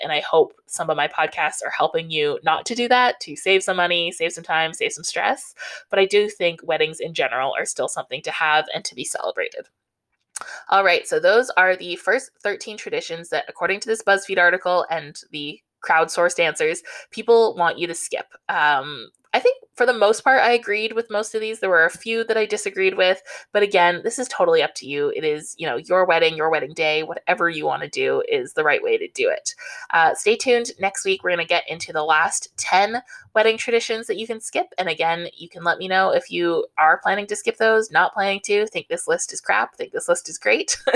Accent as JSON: {"language": "English", "region": "Southern Ontario", "country": "Canada", "tie": "born or raised there", "said": "I grew up in Southern Ontario"}